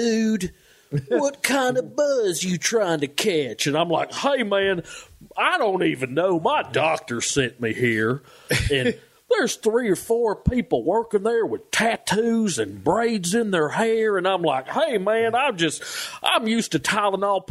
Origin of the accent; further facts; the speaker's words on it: the American South, United States; as a Southerner